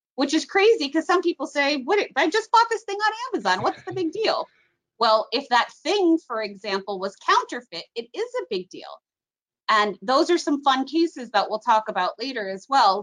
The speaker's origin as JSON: {"language": "English", "town": "Miami Beach", "region": "Florida", "country": "United States", "tie": "born or raised there", "said": "I grew up on South Beach where my balcony overlooked the port"}